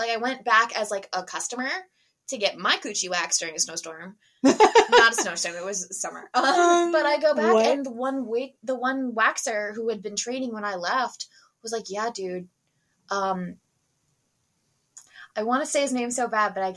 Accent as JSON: {"language": "English", "region": "Pennsylvania area", "country": "United States", "moved": "yes", "said": "I'm from the Pennsylvania area"}